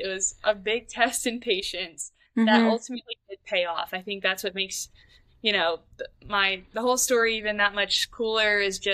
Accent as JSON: {"language": "English", "town": "Richmond", "region": "Virginia", "country": "United States", "also_born_or_lived": "Valdosta, Georgia", "moved": "as an adult", "said": "I'm originally from Richmond, Virginia"}